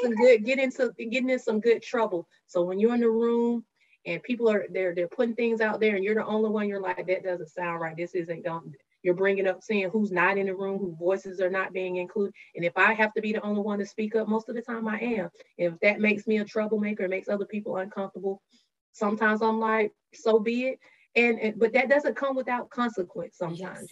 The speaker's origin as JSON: {"language": "English", "town": "Gay", "region": "Georgia", "country": "United States", "tie": "born or raised there", "said": "I'm from gay Georgia, population 110 according to the 2020 census, and half of those are my cousins."}